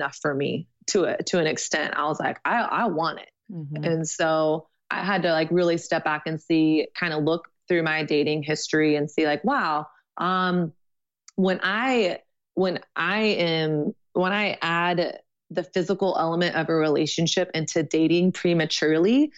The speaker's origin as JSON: {"language": "English", "region": "Texas", "country": "United States", "moved": "as an adult", "lives_now": "New York, United States", "said": "I'm from Texas and I went to a thing at my youth group when I was 17"}